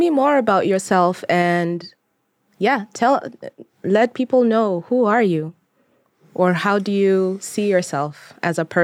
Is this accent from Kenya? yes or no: yes; Kenya; And I wanted to reestablish my identity as a as a Kenyan and I guess in this case, diaspora, because even when I went back to Kenya